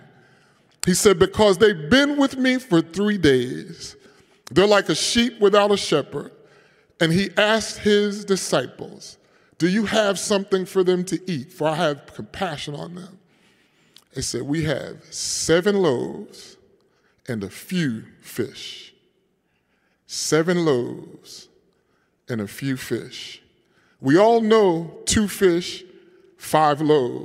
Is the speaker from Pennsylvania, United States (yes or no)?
yes; Philadelphia, Pennsylvania, United States; I am a Philadelphian and I'm an African American